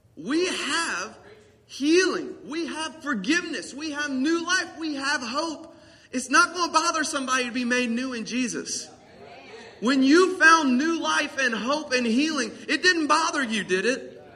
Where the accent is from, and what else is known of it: the South, United States; accent: country